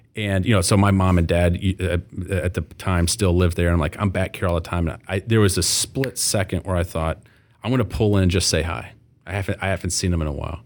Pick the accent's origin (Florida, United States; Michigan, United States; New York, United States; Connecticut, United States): Michigan, United States; Flint; moved away; as a former Flint guy